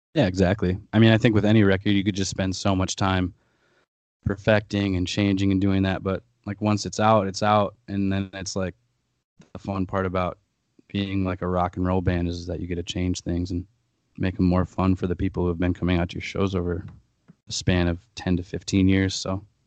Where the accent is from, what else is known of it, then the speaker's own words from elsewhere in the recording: Aberdeen, South Dakota, United States; moved away as an adult; also born or lived in Denver / Sioux Falls; I grew up in Aberdeen, South Dakota